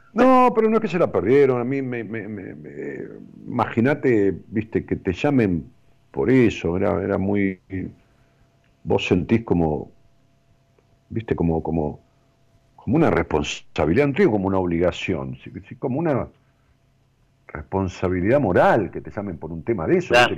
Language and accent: Spanish; Ramos Mejía, Buenos Aires Province, Argentina; allá en mi pueblo, en Ramos Mejía